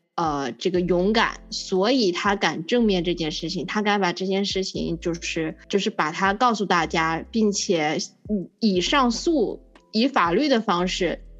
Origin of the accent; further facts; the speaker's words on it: China; 因为我们呢是作为中国人